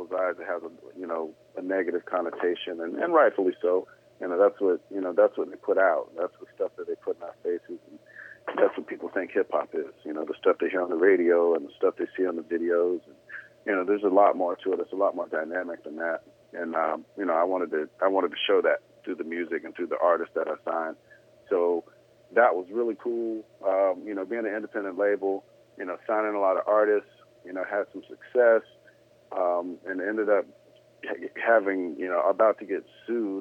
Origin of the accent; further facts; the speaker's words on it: Jacksonville, Florida, United States; also born or lived in Valdosta, Georgia; I'm originally from Georgia, Valdosta, and then we moved to Jacksonville, and I was 8, almost 9 years old